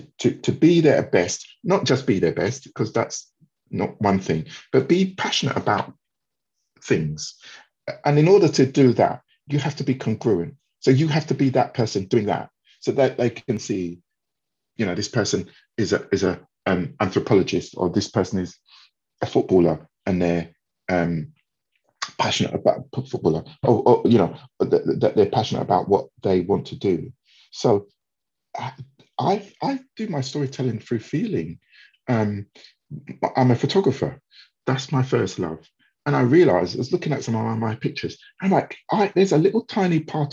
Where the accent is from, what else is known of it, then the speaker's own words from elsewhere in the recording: England, United Kingdom; my past, you know, growing up in England, you know, having different challenges, not having, you know, specific role models.